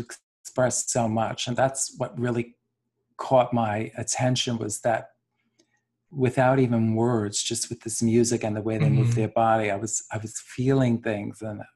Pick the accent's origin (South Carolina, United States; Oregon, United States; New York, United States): New York, United States; New York City; growing up in New York City